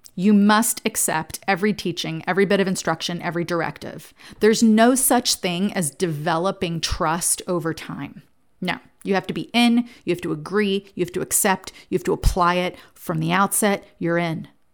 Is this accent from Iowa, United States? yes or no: no; New Jersey, United States; I grew up in New Jersey, and the youngest of four kids